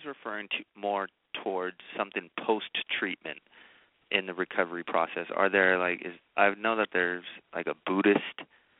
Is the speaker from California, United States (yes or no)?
yes; Oakland, California, United States; I'm from Oakland, California.